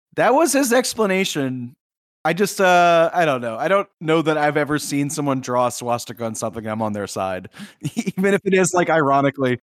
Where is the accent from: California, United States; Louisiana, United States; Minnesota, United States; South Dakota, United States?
Louisiana, United States; Southeast; I grew up in Southeast Louisiana where there are no hills